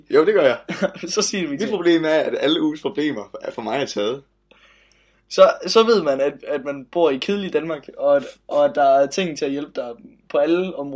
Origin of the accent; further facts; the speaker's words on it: Nairobi, Kenya; men jeg kommer selv fra Nairobi